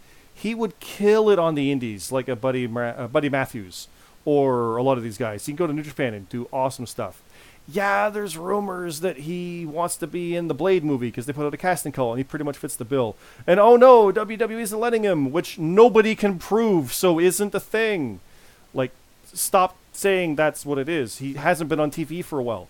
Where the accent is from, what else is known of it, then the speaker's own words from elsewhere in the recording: Canada; I'm Canadian